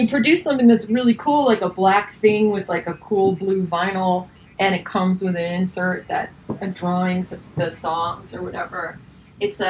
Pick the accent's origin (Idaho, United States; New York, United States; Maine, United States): Idaho, United States; I was raised in Idaho on a horse ranch